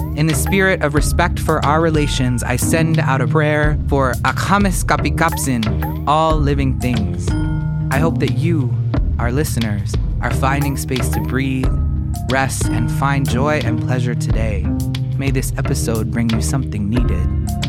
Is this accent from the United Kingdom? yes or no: no; southern British Columbia, Canada; I grew up in southern B C